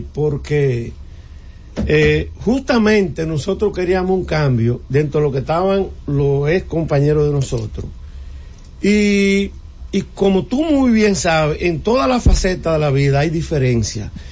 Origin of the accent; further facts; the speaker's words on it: Puñal, Santiago, Dominican Republic; yo que soy de Santiago, de Puñal Santiago